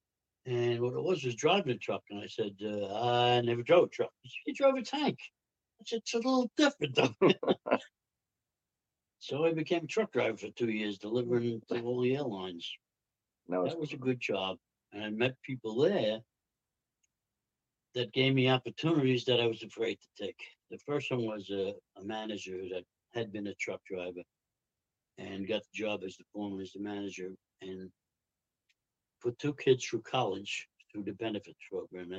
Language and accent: English; New Jersey, United States; We said, "New Jersey."